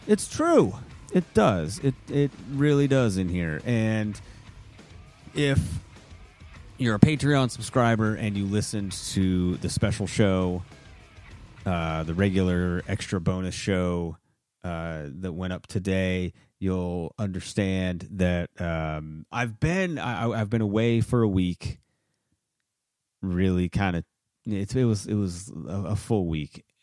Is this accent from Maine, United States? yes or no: yes; Maine, United States; moved away; I'm originally from Maine